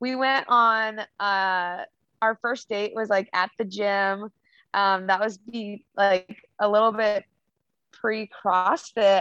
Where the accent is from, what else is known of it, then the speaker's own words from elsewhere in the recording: Longview, Washington, United States; moved away as an adult; now in Oregon, United States; I grew up in Longview, Washington